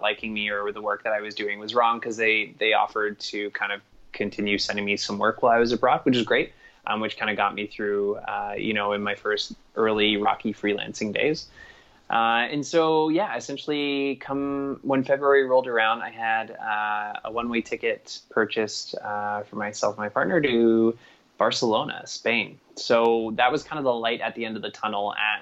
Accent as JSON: {"language": "English", "town": "Toronto", "region": "Ontario", "country": "Canada", "tie": "born or raised there", "moved": "as an adult", "said": "growing up in a city, growing up in Toronto, I was and going to school there, even university there, working there through my whole life"}